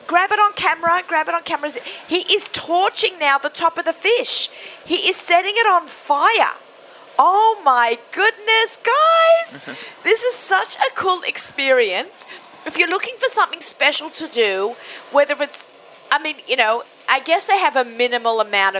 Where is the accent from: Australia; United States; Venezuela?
Australia; I grew up in Australia